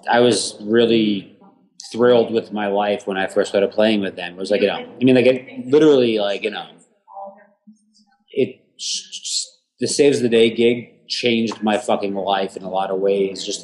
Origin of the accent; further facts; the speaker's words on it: Houston, Texas, United States; now in New York, United States; when me and my ex broke up and I moved from Houston to like New York